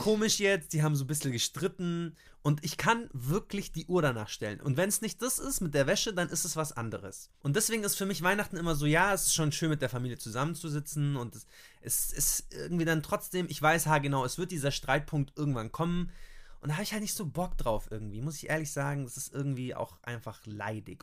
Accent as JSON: {"language": "German", "country": "Germany", "said": "bei uns in Deutschland"}